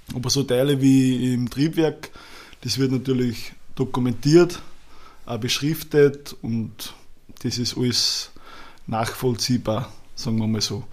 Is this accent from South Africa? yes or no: no; Schörfling am Attersee, Upper Austria, Austria; Bei uns gibt's in Schärfling ein Mattersee, also wo ich her bin